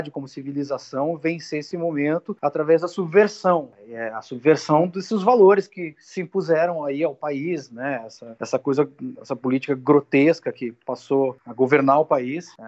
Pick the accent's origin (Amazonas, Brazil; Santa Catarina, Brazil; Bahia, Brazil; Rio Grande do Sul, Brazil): Rio Grande do Sul, Brazil; Porto Alegre; moved away as an adult; also born or lived in São Paulo / New York; Porto Alegre, no caso, né? Que é a cidade onde eu cresci